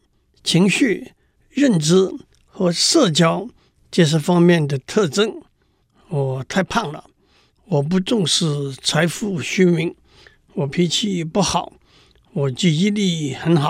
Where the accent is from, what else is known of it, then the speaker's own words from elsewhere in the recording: Tainan, Taiwan; 例如我的老家在台南，这是一个不会改变的事实。